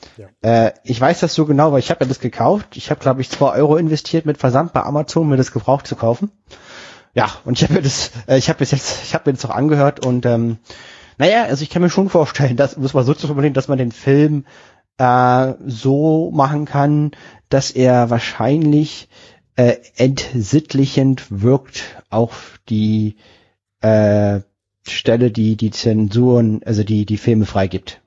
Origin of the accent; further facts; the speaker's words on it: Berlin, Germany; also born or lived in Düsseldorf; ich komme ja aus Berlin und ich habe drei Jahre in Düsseldorf gewohnt